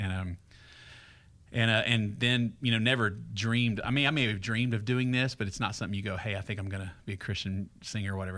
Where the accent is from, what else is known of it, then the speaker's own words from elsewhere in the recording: Greenville, Texas, United States; moved away as an adult; now in Franklin, United States; I grew up in Greenville, Texas, about forty-eight miles northeast of Dallas.